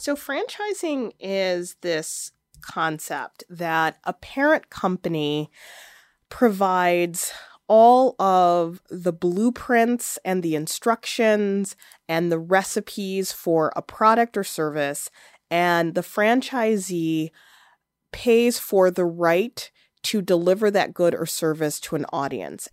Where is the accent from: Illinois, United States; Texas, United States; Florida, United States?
Illinois, United States; Chicago; growing up in Chicago